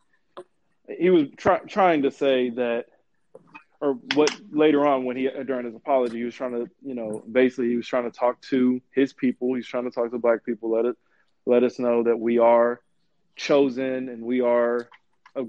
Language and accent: English; Waco, Texas, United States; where we come from, you know, being growing up in Waco, Texas